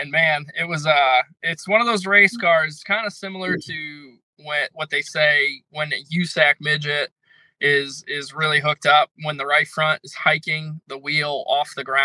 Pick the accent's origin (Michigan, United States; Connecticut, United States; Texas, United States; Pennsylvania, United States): Connecticut, United States; I'm from Connecticut